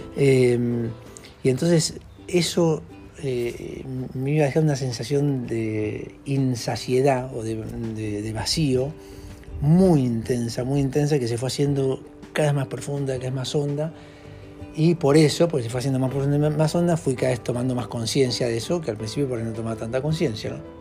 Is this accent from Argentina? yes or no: yes; Argentina; moved away as an adult; now in Ecuador; soy argentino, eh, tengo bastantes años, ya tengo 56 años, eh, vivo acá en Ecuador hace 8 años